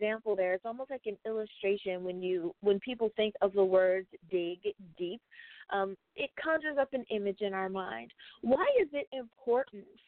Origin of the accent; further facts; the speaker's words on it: United States; my home country, the USA